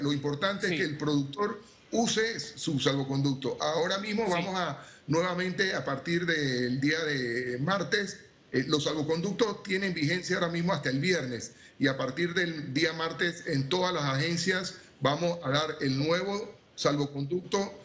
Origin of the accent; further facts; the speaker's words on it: Panama; como panameño